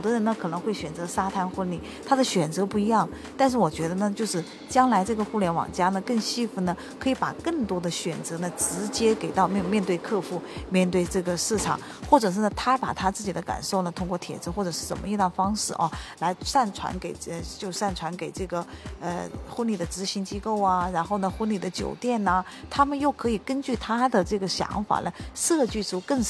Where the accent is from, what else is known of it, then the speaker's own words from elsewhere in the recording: China; 我们中国人